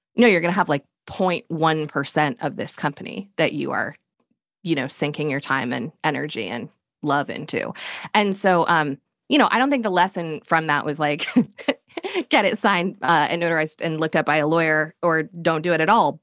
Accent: Connecticut, United States; also born or lived in Manhattan, New York; now in Durham, North Carolina, United States; I grew up in Connecticut and then I lived in Manhattan for a decade. And then we decamped to Durham, North Carolina about 10 years ago

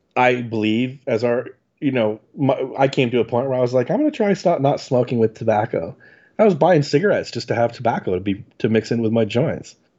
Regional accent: Ottawa, Ontario, Canada; I grew up in Ottawa, um, which is very close to Montreal

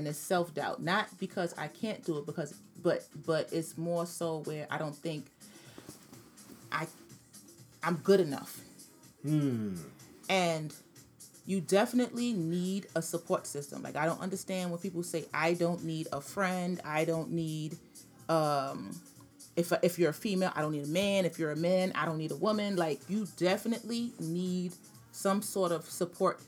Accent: New York City, New York, United States; from Brooklyn

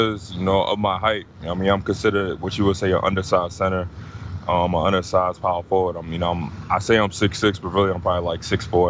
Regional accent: Sicklerville, New Jersey, United States; also born or lived in Philadelphia, Pennsylvania; I was born in Philadelphia, Pennsylvania. You know, I lived there probably for the first, I don't know, 6-7 years of my life. And then I moved to a small town in South Jersey called Sicklerville, New Jersey.

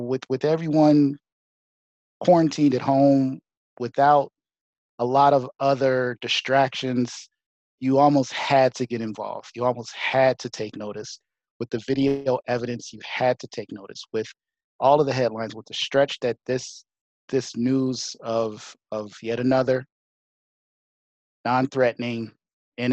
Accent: United States; as an American, as a Black man

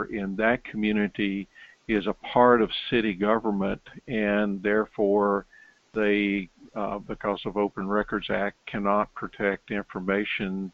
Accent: Knoxville, Tennessee, United States; moved away as an adult; also born or lived in Topeka, Kansas / Baton Rouge, Louisiana / Pueblo, Colorado / Corpus Christi, Texas; As you can tell from my accent, I'm originally from Knoxville, Tennessee

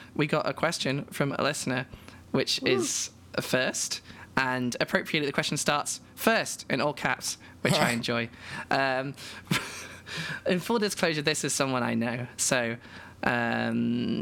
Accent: United Kingdom; I'm a British trans woman

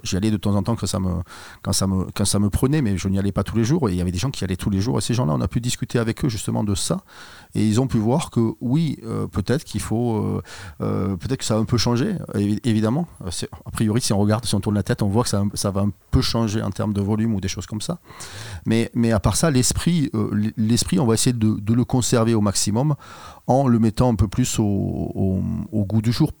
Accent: Carmaux, Occitania, France; on a grandi à, on a grandi à Carmo. Carmo, c'est le pays de Jaurès

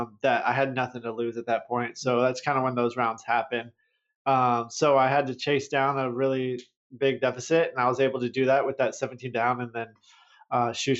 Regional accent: Southern California, United States; Growing up in Southern California

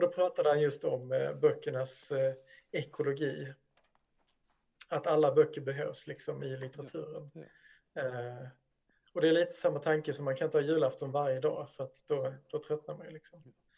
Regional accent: Sweden; som svensk

